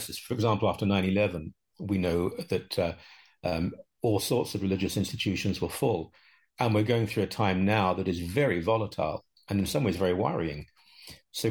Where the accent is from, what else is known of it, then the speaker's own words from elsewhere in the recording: United Kingdom; also born or lived in London; now in Canada; I grew up in Britain